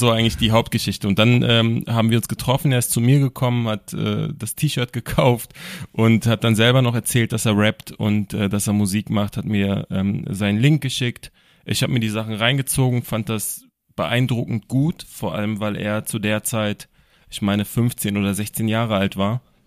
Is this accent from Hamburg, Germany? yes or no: no; Berlin, Germany; ich komme aus Berlin